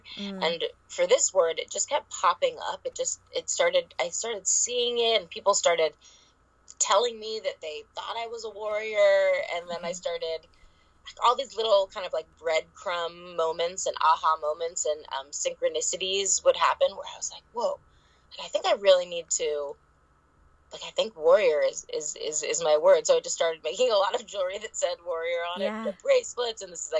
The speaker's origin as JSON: {"language": "English", "town": "Los Angeles", "region": "California", "country": "United States", "tie": "born or raised there", "said": "the whole subject of body image issues and growing up in Hollywood and comparison and trying to rebrainwash ourselves to love our flaws."}